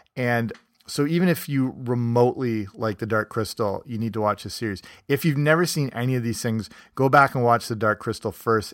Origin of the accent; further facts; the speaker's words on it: Canada; moved away; also born or lived in England; I'm from Canada, but I partly grew up in England